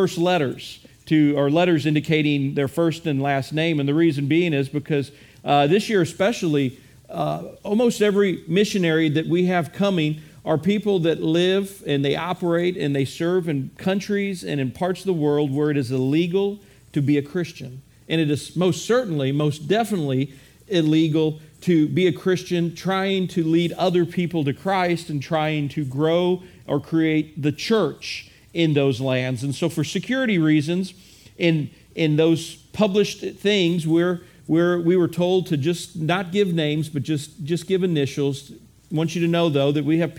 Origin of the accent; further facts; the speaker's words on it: Midwest, United States; I am a Midwesterner